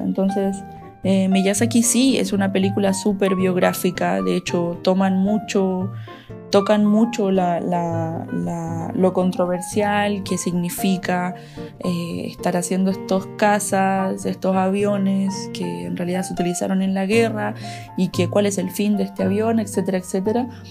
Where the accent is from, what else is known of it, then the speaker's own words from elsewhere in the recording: Chile; now in Salamanca, Spain; soy una ilustradora que, chilena que vive en, en España